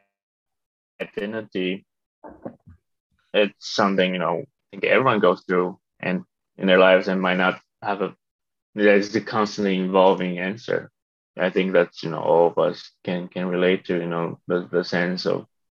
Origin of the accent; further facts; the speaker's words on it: Taiwan; I was born in Taiwan, grew up between Taiwan